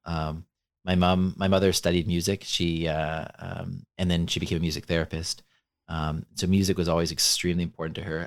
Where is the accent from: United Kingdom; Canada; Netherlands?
Canada; I'm Canadian